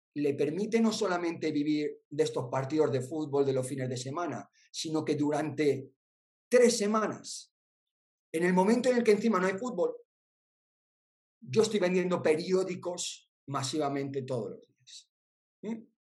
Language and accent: Spanish; Spain; los españoles